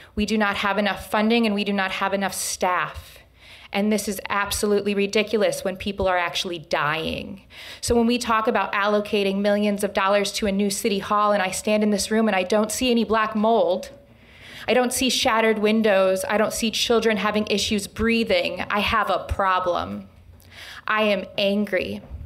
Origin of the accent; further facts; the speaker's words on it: Lansing, Michigan, United States; I was born and raised here in Lansing, Michigan